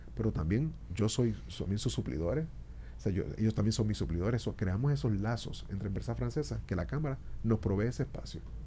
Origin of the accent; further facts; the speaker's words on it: Puerto Rico; now in Dominican Republic; Puerto Rico, que yo soy, puertorriqueño